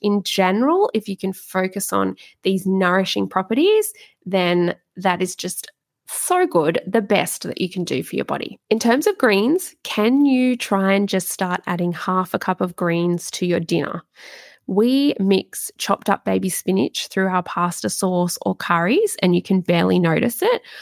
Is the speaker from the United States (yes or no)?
no; Australia; I'm really Aussie